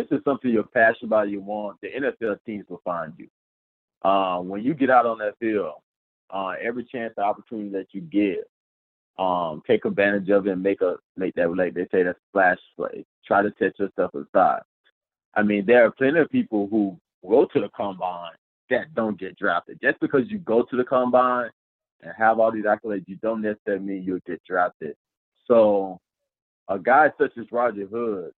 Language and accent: English; Georgia, United States; moved away as an adult; growing up in Georgia